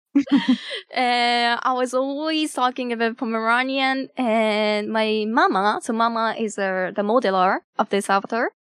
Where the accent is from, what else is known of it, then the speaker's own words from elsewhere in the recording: Japan; first language Japanese; English is a second language; my native language is Japanese